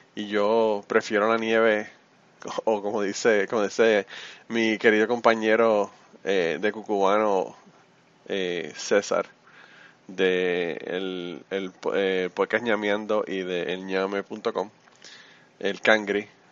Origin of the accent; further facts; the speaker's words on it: Puerto Rico; somos los boricuas